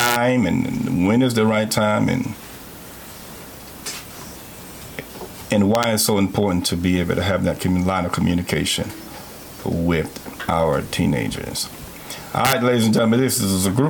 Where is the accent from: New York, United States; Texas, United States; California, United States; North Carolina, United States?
New York, United States; New York City; now in Spartanburg, United States; New York City. That's because that's where I'm from